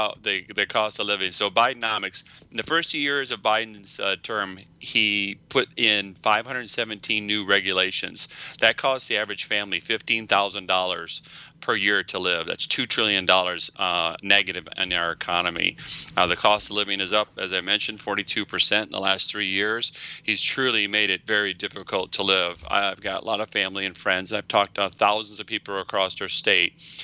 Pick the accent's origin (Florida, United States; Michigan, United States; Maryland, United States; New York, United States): Michigan, United States; being a fifth generation Michigander